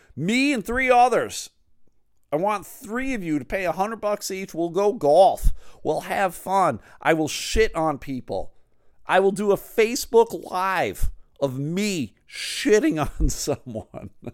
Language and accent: English; Buffalo, New York, United States; now in Michigan, United States; I live in Michigan. Uh, I grew up in Buffalo